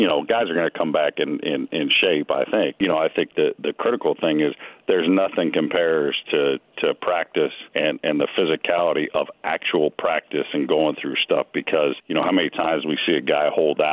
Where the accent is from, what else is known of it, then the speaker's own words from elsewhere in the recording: California, United States; now in Florida, United States; I grew up in California